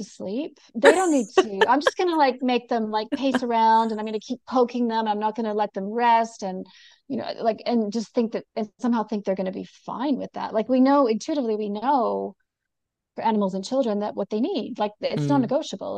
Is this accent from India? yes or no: no; Canada; also born or lived in Sydney, Australia; now in New Zealand; even though I'm Canadian and now live in New Zealand.